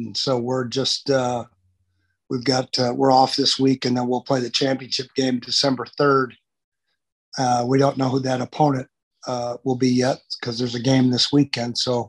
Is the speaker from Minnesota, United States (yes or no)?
yes; Farmington, Minnesota, United States; moved away; I moved back to my hometown after college, didn't know what I wanted to do. And they had a varsity position open to coach football at Farmington High School in Farmington, Minnesota.